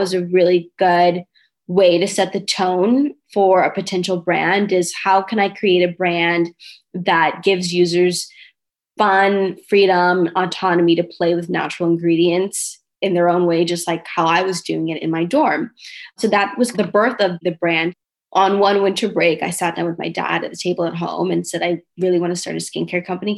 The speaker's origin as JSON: {"language": "English", "town": "Los Angeles", "region": "California", "country": "United States", "tie": "born or raised there", "said": "I am an LA native. I am from Hancock Park, Los Angeles, California"}